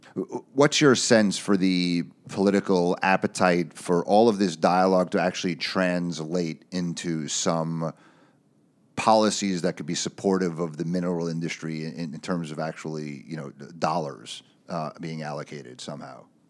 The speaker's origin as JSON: {"language": "English", "country": "United States", "said": "as an American citizen"}